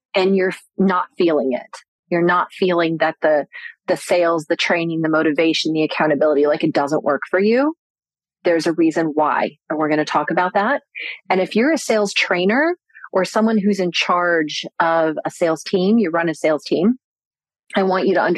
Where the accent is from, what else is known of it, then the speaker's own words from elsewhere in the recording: Orlando, Florida, United States; I grew up in Orlando, Florida.